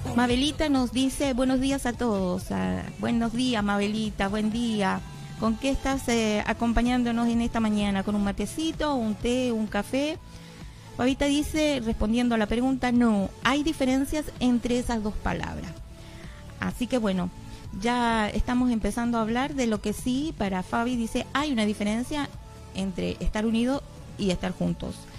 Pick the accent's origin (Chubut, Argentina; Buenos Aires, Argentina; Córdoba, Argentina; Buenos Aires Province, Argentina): Chubut, Argentina; Comodoro Rivadavia; la mayoría que estamos aquí parece que somos de, de Comodoro